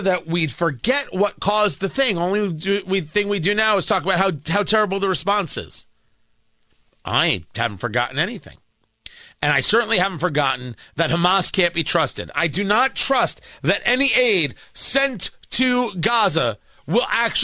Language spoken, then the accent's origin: English; United States; I'm American, not Israeli, even though I'm Jewish